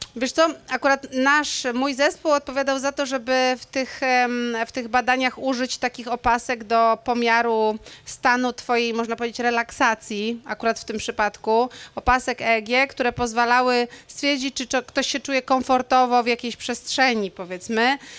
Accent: Szczecin, West Pomeranian Voivodeship, Poland; moved away; ja chodziłam do dwójki e, na e, Wałach Chrobrego, jeśli chodzi o liceum

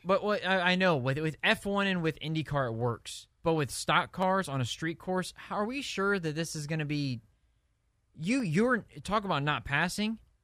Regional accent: Indianapolis, Indiana, United States; I'm from Indianapolis

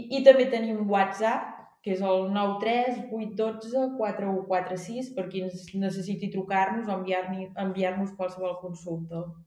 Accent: Vic, Catalonia, Spain; moved away; jo vaig néixer a Vic, per tant, si he sigut d'Osona sempre

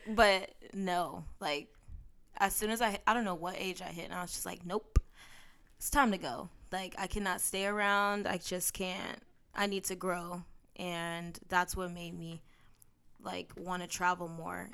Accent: San Bernardino, California, United States; my hometown

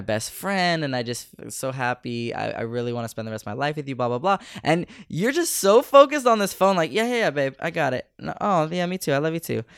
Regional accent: Bay Area, California, United States; coming from the States or coming from the Bay Area

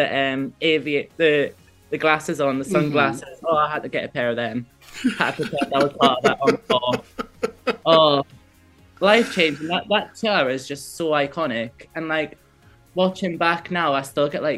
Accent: Newcastle upon Tyne, North East England, United Kingdom; growing up in Newcastle, like everyone knows who … was

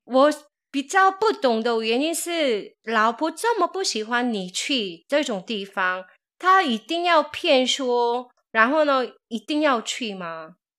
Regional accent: South Korea; moved away; 我是从韩国来的

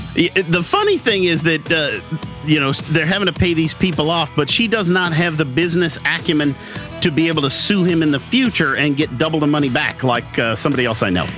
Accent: United States; I was born in the United States

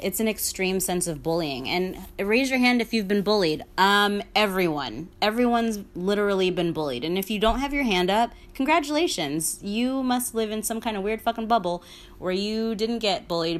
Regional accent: New York City, New York, United States; I'm from the fucking Bronx

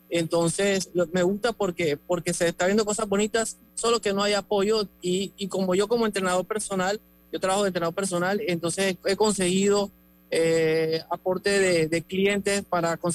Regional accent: Panama; si siente mi acento así, yo soy panameño, nacido en el extranjero, eh, madre colombiana, padre, colorense. Entonces, por eso tengo ese acentico.

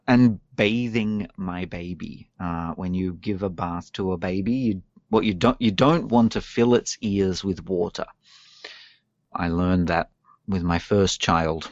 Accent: Australia; moved away as an adult; now in Japan; I come from Australia where we drive on the left

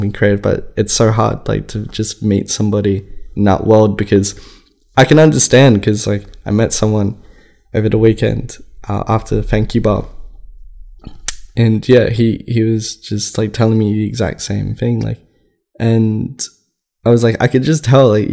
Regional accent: Sydney, New South Wales, Australia; moved away as an adult; also born or lived in Cairo, Egypt / Cronulla; now in Melbourne, Australia; I grew up in Sydney and that's my city.

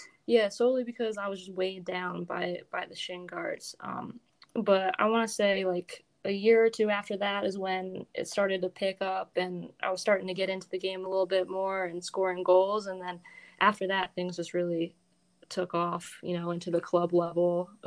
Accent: Bel Air, Maryland, United States; Yeah, so I'm from Bel Air, Maryland. It's actually not too far from Baltimore

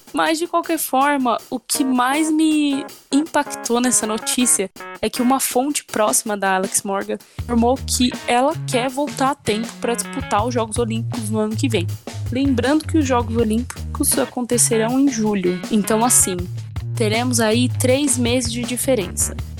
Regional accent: São Paulo, Brazil; a minha terra, como é São Paulo

